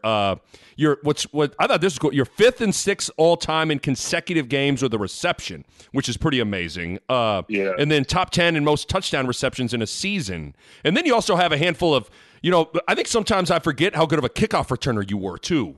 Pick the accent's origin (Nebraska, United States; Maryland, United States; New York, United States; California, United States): Nebraska, United States; Lincoln; also born or lived in Kansas; I'm from Lincoln.